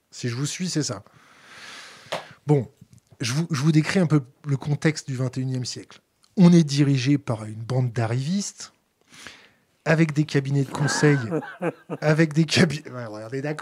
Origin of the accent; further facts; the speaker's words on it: France; Nous, en tant que Français, on, on l'a dans l'os.